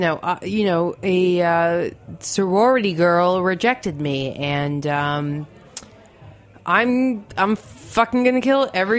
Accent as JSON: {"language": "English", "region": "New York", "country": "United States", "said": "I'm from New York."}